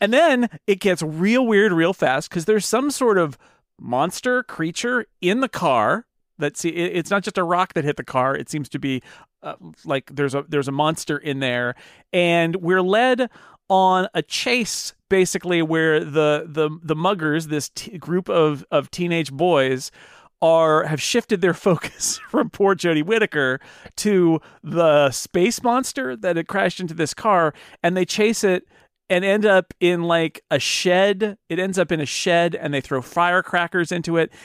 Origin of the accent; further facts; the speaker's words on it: United States; As an American